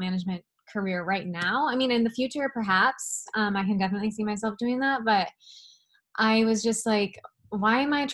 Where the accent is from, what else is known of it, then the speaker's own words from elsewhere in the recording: Midwest, United States; now in Los Angeles, United States; I grew up in the Midwest